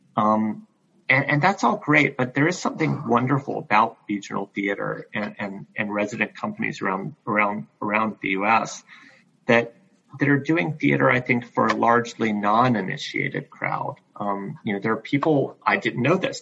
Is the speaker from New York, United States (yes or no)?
no; Greenville, South Carolina, United States; now in Iowa City, United States; I grew up in Greenville, South Carolina